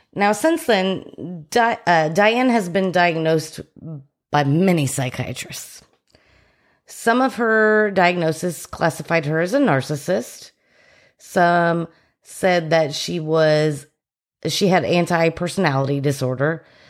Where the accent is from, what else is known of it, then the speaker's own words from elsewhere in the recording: Plano, Texas, United States; I was from Plano